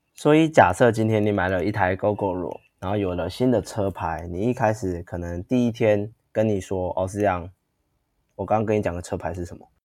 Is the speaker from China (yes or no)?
no; Taiwan; 我们台湾人